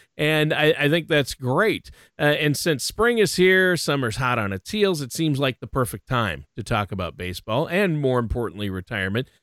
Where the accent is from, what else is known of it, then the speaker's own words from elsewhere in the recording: Minnesota, United States; I grew up in Minnesota